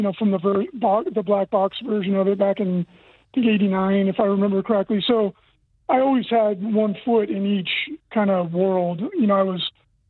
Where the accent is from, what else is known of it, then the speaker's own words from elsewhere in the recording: Central Valley, California, United States; moved away as an adult; I was born in the Central Valley of California